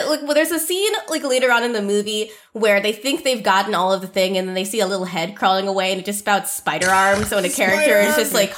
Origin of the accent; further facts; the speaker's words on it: New England, United States; Maybe this is only relevant to me because I grew up in New England, where people are obsessed with the first 13 colonies.